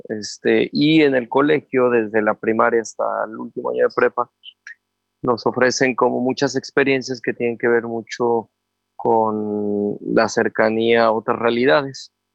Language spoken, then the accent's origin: Spanish; Puebla, Mexico; papá, mamá de Veracruz, yo soy de Puebla. Este, por azares del destino, antes de que yo naciera, llegaron a Puebla a trabajar